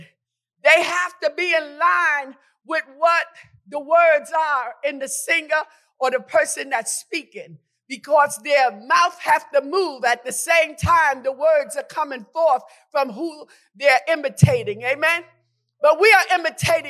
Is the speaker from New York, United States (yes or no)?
yes; New York, United States; When I grew up in New York, amen, it was 10 of us.